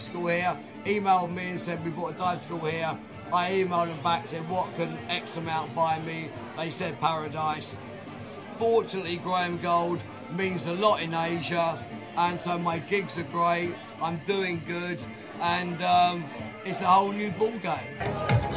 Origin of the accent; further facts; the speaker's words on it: London, United Kingdom; moved away as an adult; West London, where we talk like this properly.